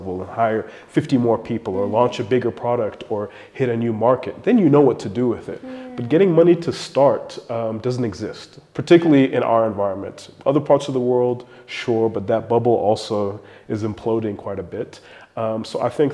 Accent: South Africa; South African entrepreneurs, a lot of us

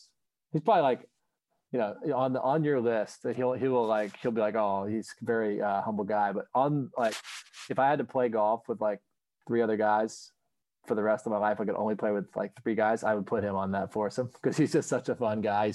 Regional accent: Sanford, North Carolina, United States; also born or lived in Battle Creek, Michigan; So, I grew up, I was born in Battle Creek, Michigan, but, soon after, I landed on planet Earth, I was, my parents moved to Sanford, North Carolina, which is pretty near Pinehurst.

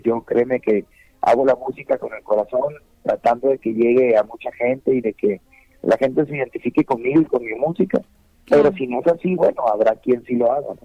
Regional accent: Mexico; vivimos en México, ¿no? Vivimos, en México y somos mexicanos

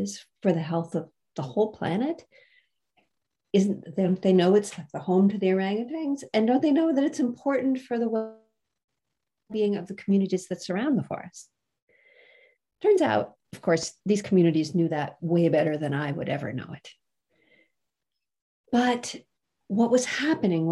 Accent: United States; I was raised in the United States

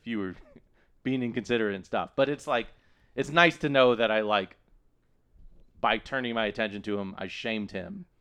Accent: Austin, Texas, United States; I grew up in Texas

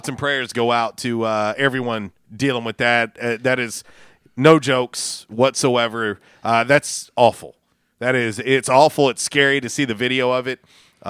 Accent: St. Petersburg, Florida, United States; moved away; also born or lived in Jonesboro; when I was growing up in St. Petersburg, Florida

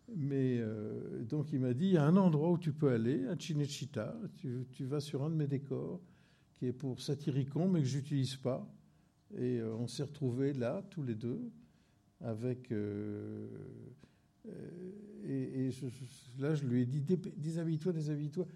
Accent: La Ciotat, Provence-Alpes-Côte d'Azur, France; moved away; also born or lived in Marseille / Corsica; je suis né à Marseille, mais huit jours après, j'étais sur la plage de la Ciotat. Et j'ai vécu toute, toute, ma, toute mon enfance euh, sur cette plage

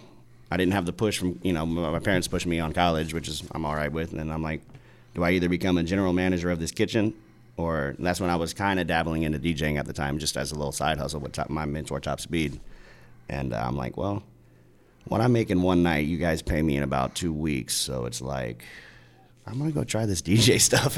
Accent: Indiana, United States; I'm from Indiana

